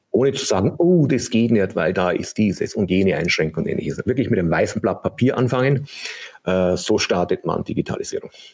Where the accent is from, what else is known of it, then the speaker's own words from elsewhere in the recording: Germany; bei uns in Deutschland